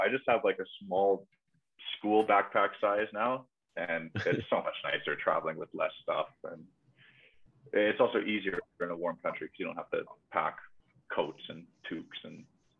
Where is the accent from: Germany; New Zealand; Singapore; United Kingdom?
Germany; if anyone asks me where I'm from, like, I'm from Germany. I'm here as a fan.